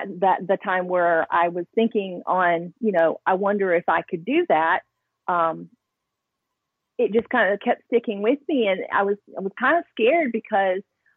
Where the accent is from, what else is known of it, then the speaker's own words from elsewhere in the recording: Alabama, United States; growing up in Alabama, you don't, at least where I grew up, because I was in a small town